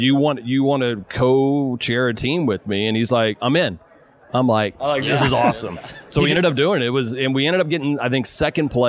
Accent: Port Allen, Louisiana, United States; also born or lived in Texas / Denver, Colorado; now in Charlotte, United States; I grew up in Port Allen, Louisiana

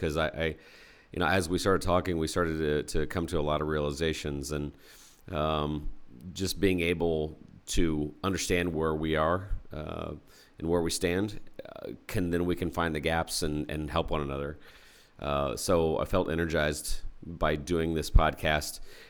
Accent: Indianapolis, Indiana, United States; So I grew up in Indianapolis

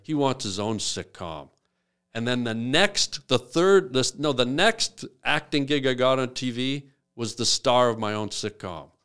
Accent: Canada; I'm Canadian.

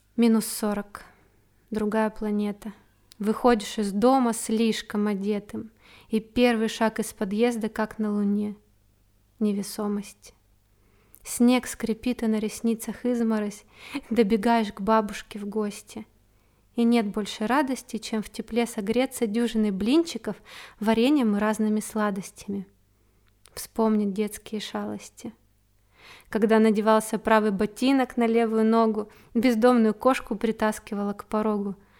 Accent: Achinsk, Krasnoyarsk Krai, Russia; now in Moscow, Russia; А сейчас я живу в необъятной Москве, но родом я из Сибири, из маленького города Ачинск в Красноярском крае.

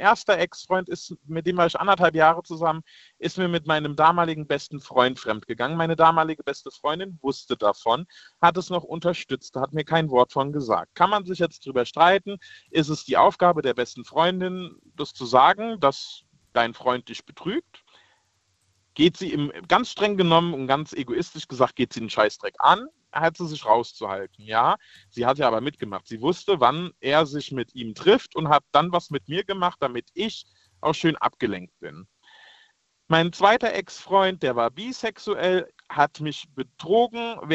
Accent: Rhineland-Palatinate, Germany; Ich komme ja aus, äh, aus dem Westerwald, aus äh, Nähe Koblenz.

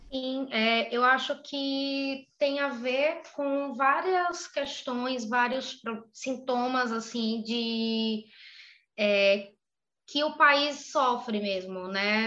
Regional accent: Northeast Region, Brazil; accent: Northeastern; eu tenho muito sotaque

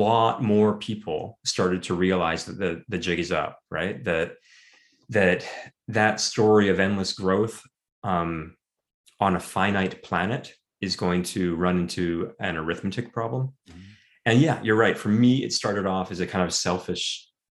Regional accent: Vancouver, British Columbia, Canada; growing up in Vancouver

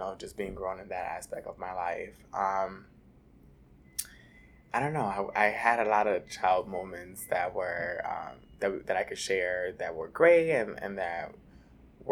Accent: New York City, New York, United States; also born or lived in Dominican Republic; So I was born in Dominican Republic, and I was raised in Washington Heights, New York. I came to the United States about 6 months old

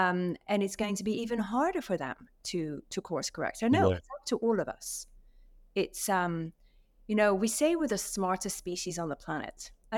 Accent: Saudi Arabia; Number one, I was raised in Saudi Arabia. So my father used to work with Aramco.

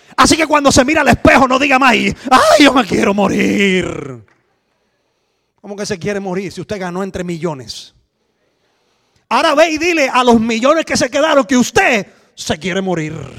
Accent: Cuba; moved away as an adult; now in Switzerland; venimos de Cuba. Ah, hace 18 años vivimos en Suiza

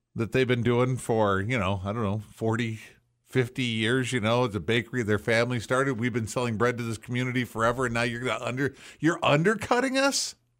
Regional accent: Racine, Wisconsin, United States; when I was a kid growing up in Racine

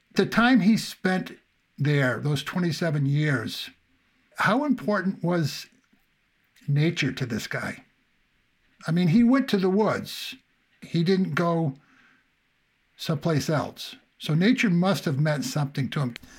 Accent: New Hampshire, United States; I can remember growing up in New Hampshire

